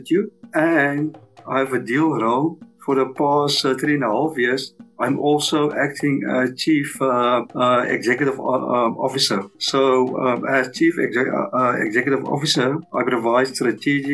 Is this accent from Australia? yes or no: no; South Africa; I'm from South Africa.